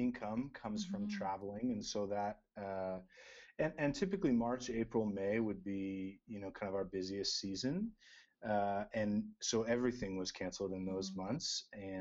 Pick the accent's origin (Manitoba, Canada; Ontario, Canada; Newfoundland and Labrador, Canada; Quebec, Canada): Ontario, Canada; Burlington; I grew up just outside Toronto. We still live kind of in the GTA area. Mm-hmm. And I grew up in Burlington